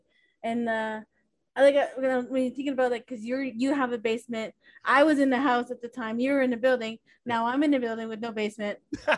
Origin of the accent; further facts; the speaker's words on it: Toronto, Ontario, Canada; She was involved in the arts, Indigenous art scene here in Toronto. And just seeing, growing up